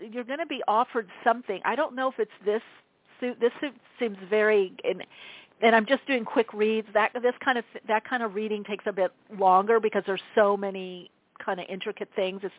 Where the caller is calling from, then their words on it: New York, United States; I'm calling from New York